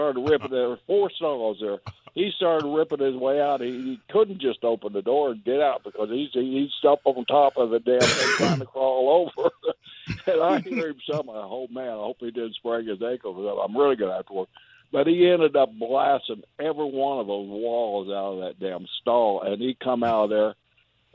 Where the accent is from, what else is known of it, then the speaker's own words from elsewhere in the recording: Oklahoma, United States; I grew up in Oklahoma, a little country boy.